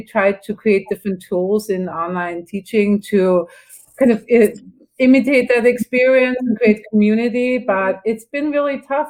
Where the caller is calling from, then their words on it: Berkeley, California, United States; Yeah, I'm calling from Northern California, from Berkeley, and we are currently in our third wave.